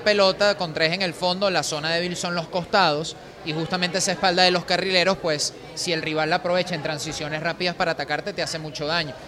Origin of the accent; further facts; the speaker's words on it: Venezuela; como sociedad venezolana